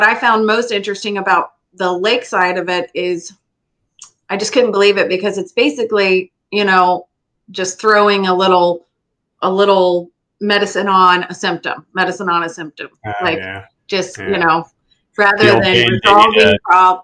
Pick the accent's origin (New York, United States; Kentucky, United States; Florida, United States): Florida, United States; Lee County; I was born and raised in Lee County